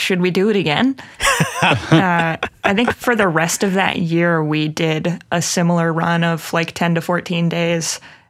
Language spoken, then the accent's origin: English; Missouri, United States; So we booked the first show in Columbia, Missouri, my home state.